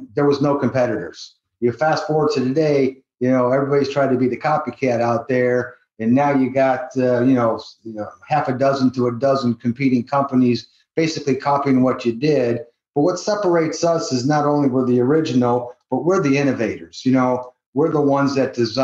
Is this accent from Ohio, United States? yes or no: yes; Cleveland, Ohio, United States; moved away as an adult; now in Las Vegas, United States; I'm originally from Cleveland, Ohio